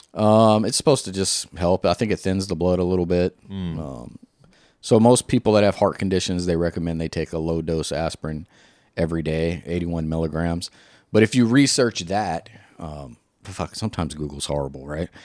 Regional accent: the South, United States; I'm from the South

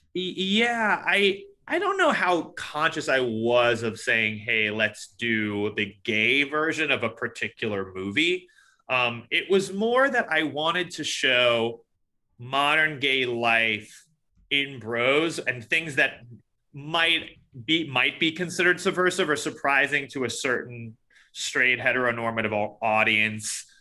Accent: New York City, New York, United States; I grew up in New York City, but w, I grew up in Queens

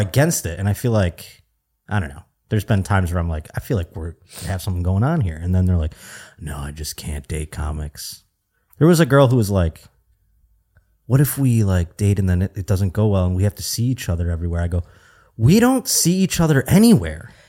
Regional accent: New York, United States; now in Burbank, United States; growing up in New York State

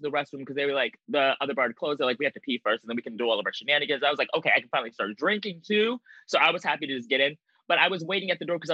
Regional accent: Anchorage, Alaska, United States; now in New York City, United States; I am not from New York. I'm from Anchorage, Alaska

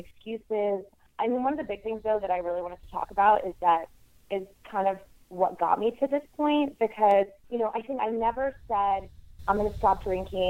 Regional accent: South Texas, United States; moved away as an adult; also born or lived in New York; now in Los Angeles, United States; I grew up in South Texas and then moved to New York when I was 19 and spent about 9 years there

